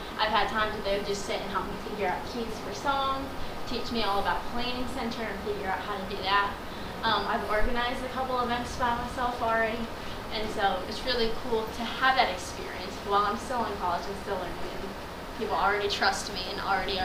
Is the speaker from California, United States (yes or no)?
no; Millersburg, Ohio, United States; Abundant Life in my hometown, Millersburg, Ohio